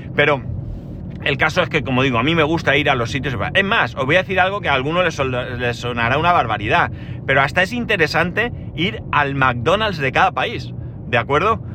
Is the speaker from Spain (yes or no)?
yes; Alicante, Valencian Community, Spain; soy de Alicante, ciudad del arroz.